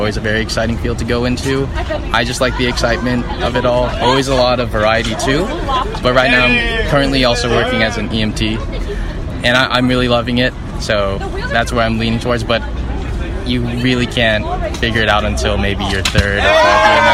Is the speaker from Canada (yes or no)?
no; Fullerton, California, United States; I grew up here, Southern California, in Fullerton